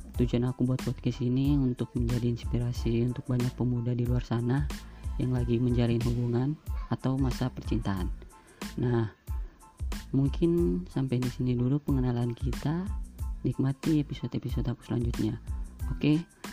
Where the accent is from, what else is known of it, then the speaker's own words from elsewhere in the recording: Ambon, Maluku, Indonesia; Aku asal Ambon